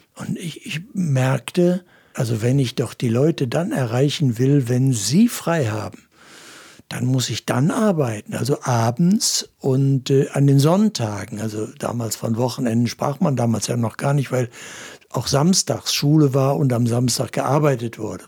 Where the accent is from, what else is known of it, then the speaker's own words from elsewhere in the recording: Essen, North Rhine-Westphalia, Germany; now in Kassel, Germany; Als ich selbst zum Glauben gekommen war, so als Junge in der Großstadt Essen